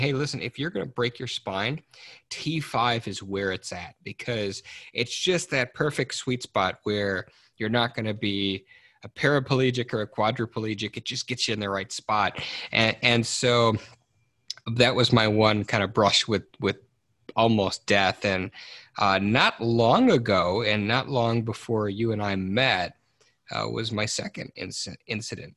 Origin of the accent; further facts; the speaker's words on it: Detroit, Michigan, United States; I grew up in in Detroit Michigan